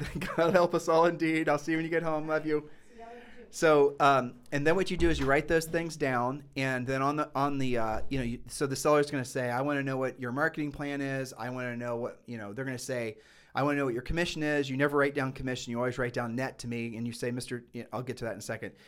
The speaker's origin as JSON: {"language": "English", "town": "Columbus", "region": "Ohio", "country": "United States", "said": "we're from Columbus, Ohio"}